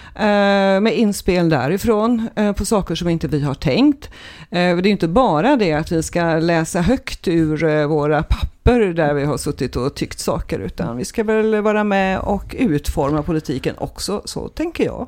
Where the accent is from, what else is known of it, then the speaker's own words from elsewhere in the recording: Trollhättan, Västra Götaland, Sweden; moved away as an adult; now in Mölndal, Sweden; jag är född i Trollhättan